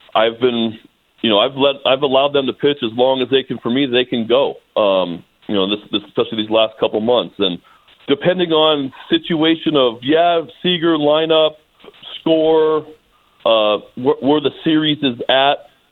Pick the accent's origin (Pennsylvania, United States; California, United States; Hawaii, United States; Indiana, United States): California, United States; Bay Area; I grew up in the Bay Area